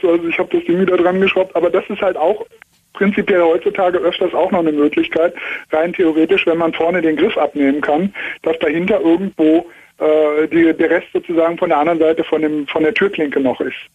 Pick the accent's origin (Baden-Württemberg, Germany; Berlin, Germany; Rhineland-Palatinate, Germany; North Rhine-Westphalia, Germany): North Rhine-Westphalia, Germany; Cologne; now in Munich, Germany; Ja, ich komme eigentlich aus Köln, das wäre noch weiter, aber bin hier in der Diaspora in München.